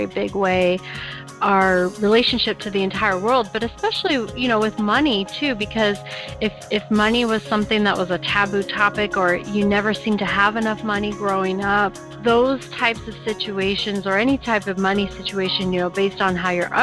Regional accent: Portland, Oregon, United States; I was actually born in Portland. I grew up here, was born here.

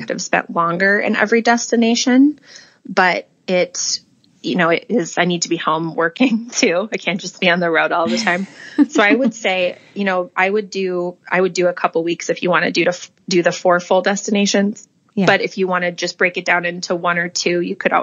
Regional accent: Minnesota, United States; moved away as an adult; also born or lived in Wisconsin; now in Omaha, United States; And I grew up in Minnesota. I now split my time between Minnesota and my new home in Omaha, Nebraska.

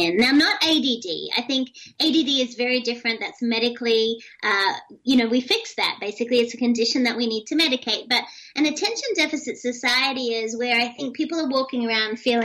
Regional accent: Australia; moved away; also born or lived in United States; being Australian, but also being an American citizen

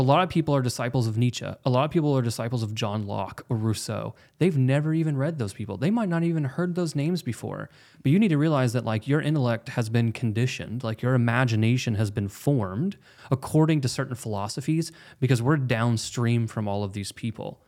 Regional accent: Oklahoma, United States; we're both from Oklahoma

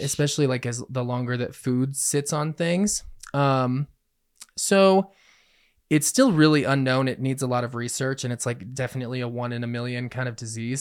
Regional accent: Colorado, United States; I was born and raised in Colorado

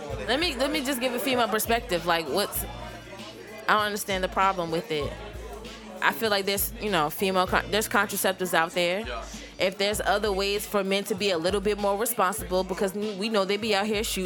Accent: Richmond, Virginia, United States; also born or lived in South Jersey; I moved down to Richmond when I was 2 years old. So yes, I consider myself from Richmond.

